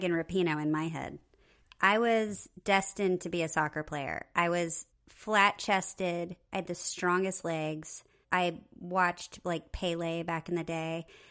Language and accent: English; Nebraska, United States; I'm from Nebraska